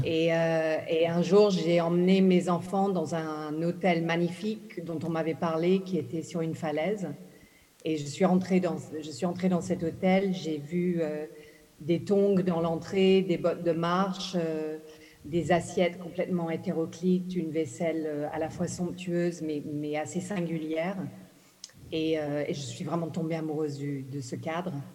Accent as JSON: {"language": "French", "country": "Ghana", "tie": "born or raised there", "moved": "yes", "said": "je suis née au Ghana, j'ai grandi au Ghana"}